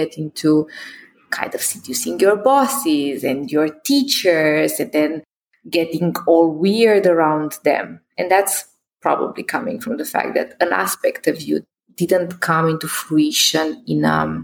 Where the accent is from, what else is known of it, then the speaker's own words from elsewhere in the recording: Romania; I was born in Christian Romania